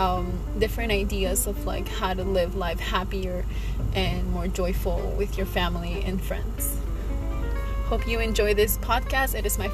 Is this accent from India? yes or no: no; Peru; now in Miami, United States; I was born in Peru, but I live here in sunny Miami, Florida.